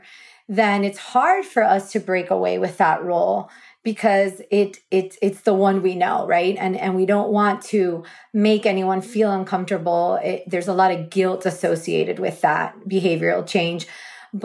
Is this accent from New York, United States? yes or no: no; South Florida, United States; I was born and raised in South Florida, so I'm a native.